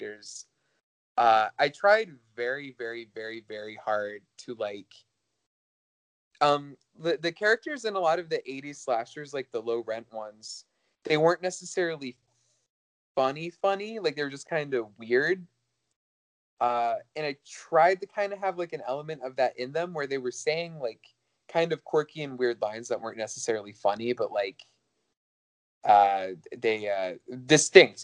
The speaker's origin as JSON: {"language": "English", "town": "Chattanooga", "region": "Tennessee", "country": "United States", "tie": "born or raised there", "moved": "yes", "said": "my hometown of Chattanooga"}